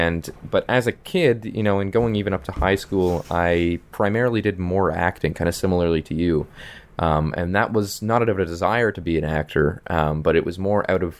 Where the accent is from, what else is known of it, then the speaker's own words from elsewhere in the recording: Toronto, Ontario, Canada; I'm from Toronto, Canada